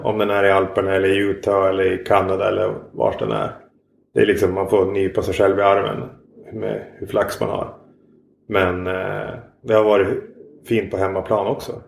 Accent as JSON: {"language": "Swedish", "town": "Norrfjärden", "region": "Norrbotten County", "country": "Sweden", "tie": "born or raised there", "also_born_or_lived": "Västerbotten", "moved": "yes", "said": "Jag är uppvuxen utanför Pite i en uh, by som heter Norrfjärden"}